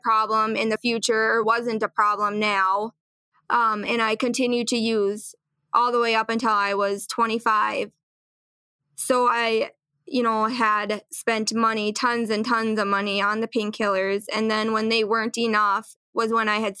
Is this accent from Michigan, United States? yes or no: no; Little Falls, Minnesota, United States; I grew up in Little Falls, Minnesota here